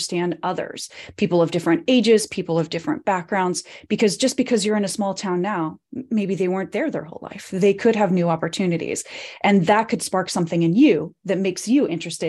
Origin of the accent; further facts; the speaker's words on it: Reno, Nevada, United States; born there; also born or lived in Colorado / California; I was born in Reno, Nevada, which is a small town in northern Nevada, right outside of the Tahoe Lake area. But I grew up in lots of different places